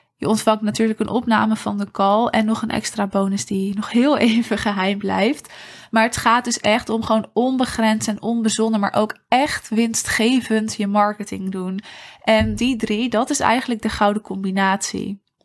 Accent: Netherlands; als Nederlanders

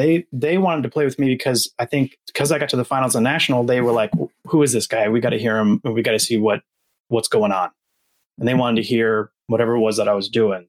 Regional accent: Atlanta, Georgia, United States; born there; And I was born in Atlanta, actually.

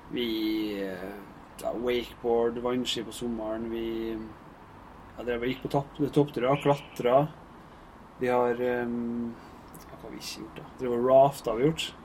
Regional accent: Averøy, Møre og Romsdal, Norway; moved away; jeg kommer fra Averøya. Der er fotball som er tingen

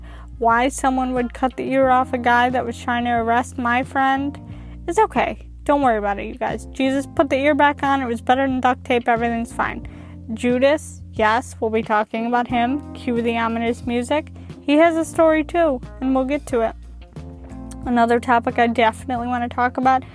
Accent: United States; I'm an American who also happens to be Christian

